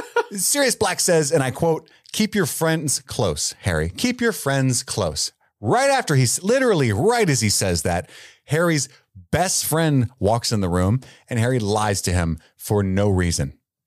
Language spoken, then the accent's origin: English; England, United Kingdom; I'm English. I love tea.